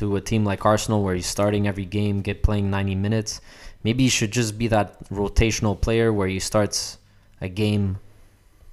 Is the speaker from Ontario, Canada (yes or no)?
no; Montreal, Quebec, Canada; we grew up in Montreal